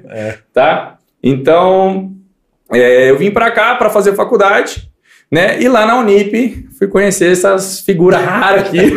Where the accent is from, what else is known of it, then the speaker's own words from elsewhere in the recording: Mogi Guaçu, São Paulo, Brazil; now in Campinas, Brazil; voltando para de Mogi Guaçu, né? Então eu vim de Mogi Guaçu para cá, tá bom.